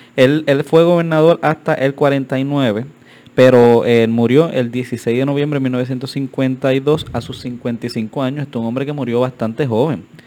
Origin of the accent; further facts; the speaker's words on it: Carolina, Puerto Rico; soy pues, de Carolina y siempre vemos la estatua